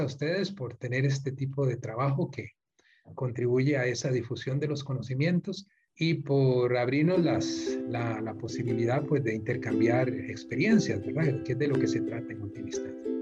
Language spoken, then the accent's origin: Spanish; Costa Rica; los que somos costarricenses